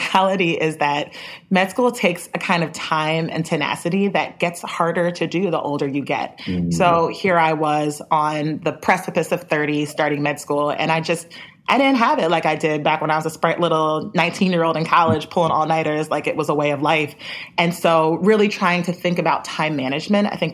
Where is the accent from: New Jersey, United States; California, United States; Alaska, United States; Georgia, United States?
New Jersey, United States; moved away as an adult; also born or lived in Atlanta; I'm from New Jersey originally